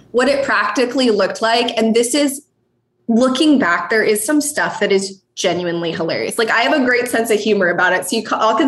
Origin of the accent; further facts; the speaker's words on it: Montana, United States; I grew up in Montana